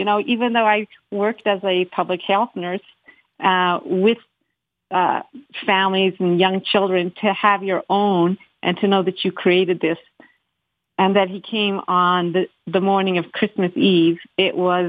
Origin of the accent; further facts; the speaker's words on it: Calgary, Alberta, Canada; I'm from Calgary.